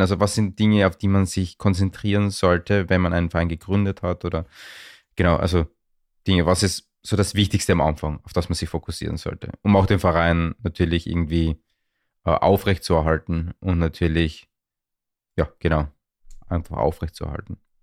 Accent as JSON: {"language": "German", "region": "Vienna", "country": "Austria", "said": "aus der gleichen Region wie ich komme, und zwar aus Wien"}